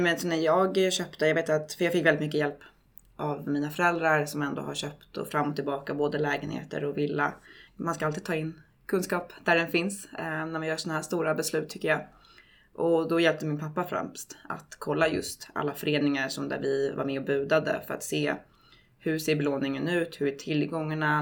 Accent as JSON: {"language": "Swedish", "town": "Stockholm", "region": "Stockholm County", "country": "Sweden", "tie": "born or raised there", "also_born_or_lived": "New York", "moved": "as an adult", "said": "flyttade jag tillbaka till Stockholm där jag är född och uppväxt."}